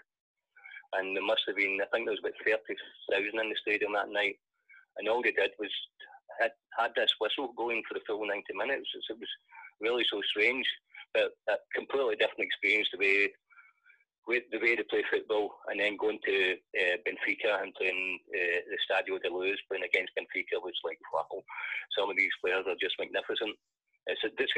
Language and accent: English; Scotland, United Kingdom; moved away as an adult; Being a Scotsman